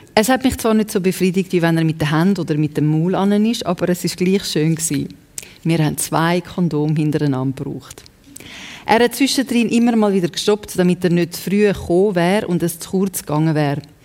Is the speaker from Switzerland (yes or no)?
yes; Zurich, Switzerland; accent: Winterthur Zurich German; first language Serbo-Croatian; German is a second language; ich bin ja zweite Generation da in der Schweiz aufgewachsen und wir haben äh, Serbokratisch geredet die Das ist eigentlich meine erste Sprache